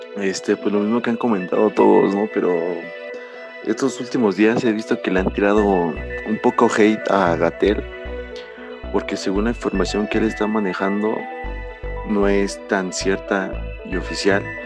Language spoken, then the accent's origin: Spanish; Mexico; nosotros los jóvenes que somos los que, entre comillas, somos el futuro de México